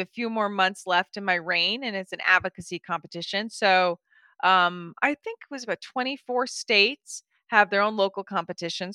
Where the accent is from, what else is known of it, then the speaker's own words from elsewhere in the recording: Bahamas; moved away; I grew up in the Bahamas, was kind of home base.